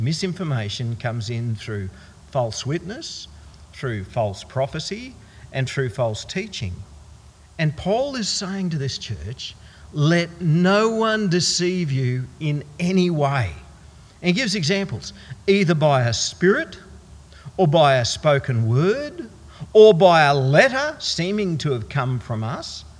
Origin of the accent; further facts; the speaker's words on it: Queensland, Australia; being a Queenslander